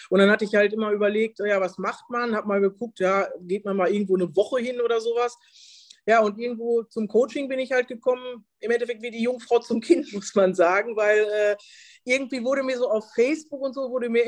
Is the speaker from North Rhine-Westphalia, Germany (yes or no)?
yes; Detmold, North Rhine-Westphalia, Germany; now in Lübeck, Germany; Äh, ich komme ursprünglich aus Detmold, lebe aber äh, seit ja etwas mehr als einem halben Jahr jetzt hier in Lübeck.